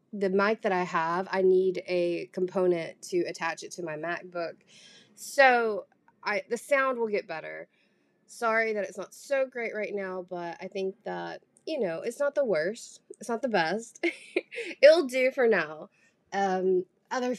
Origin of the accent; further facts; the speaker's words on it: Southern, United States; accent: Southern; I do actively try to hide, like, my Southern accent.